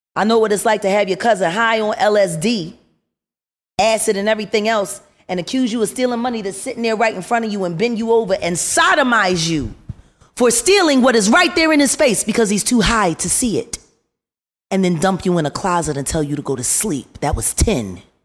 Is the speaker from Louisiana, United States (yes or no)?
no; Philadelphia, Pennsylvania, United States; I'm from North Philly.